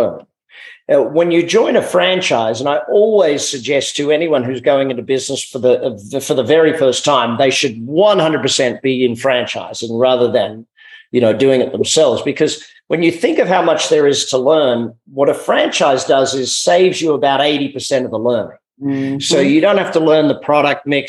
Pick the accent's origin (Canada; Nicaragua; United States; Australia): Australia; Being Australian, you know, we're raised with lifestyle being priority over work